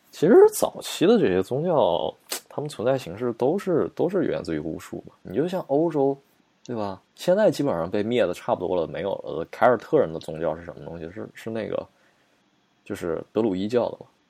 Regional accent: China; 我们中国人

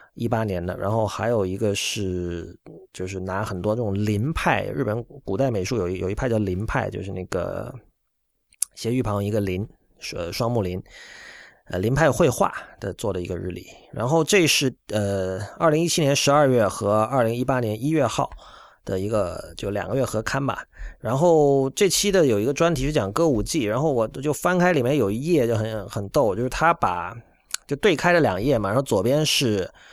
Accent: China; 我们身为中国人也可以自己活用中国元素

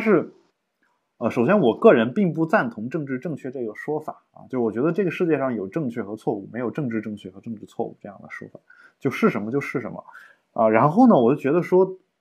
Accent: China; 我们国家的人

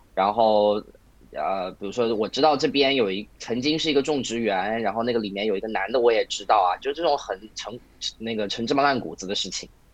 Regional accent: China; 照我们中国人来说啊

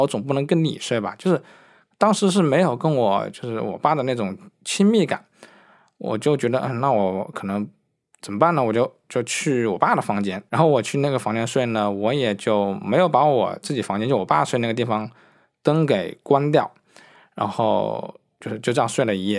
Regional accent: Wuhan, Hubei, China; now in Beijing, China; 我生活主要在北京生活，呃，我的家乡是武汉，呃，当我在北京生活的话，因为生活节奏也很快，然后我在北京也定居了，所以基本上来说我是不太会，回去武汉的

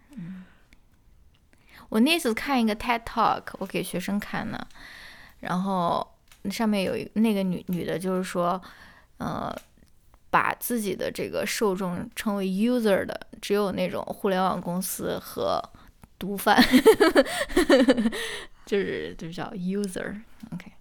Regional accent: China; 我这种在这个中国受到教育长大的人

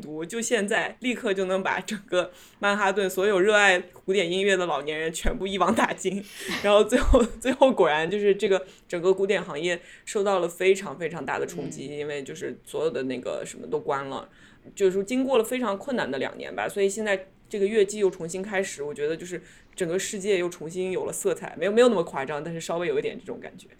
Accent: China; now in New York, United States; 我们中国人

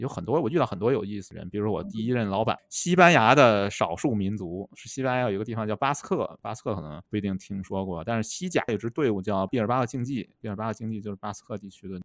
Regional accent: Beijing, China; moved away as an adult; also born or lived in United Kingdom / Manchester / Shenzhen; now in Chengdu, China; 作为一个出生在北京的人

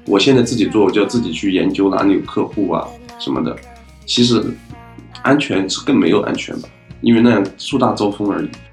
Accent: Hebei, China; 我来自河北

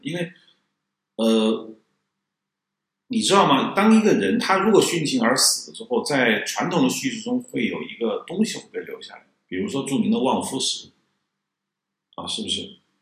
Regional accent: China; 我们中国人不是太喜欢悲剧

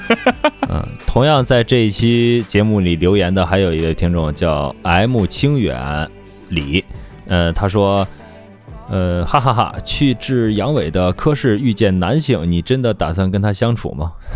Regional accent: China; 我们中国人

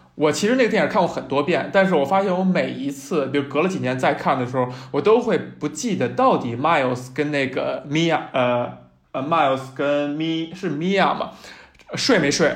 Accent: Beijing, China; 在我这样一个从小没离开过家，没离开过北京的人看来

